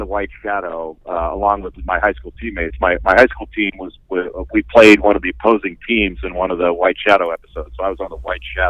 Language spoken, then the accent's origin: English; Los Angeles, California, United States; I grew up in Southern California in Los Angeles.